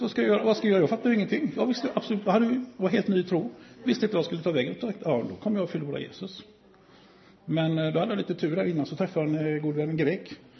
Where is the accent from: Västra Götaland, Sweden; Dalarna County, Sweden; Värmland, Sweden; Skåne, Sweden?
Västra Götaland, Sweden; Gothenburg; är jag från Göteborg